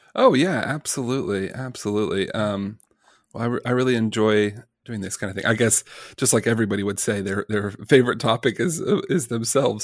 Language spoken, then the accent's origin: English; Birmingham, Alabama, United States; I'm a kid from Birmingham, Alabama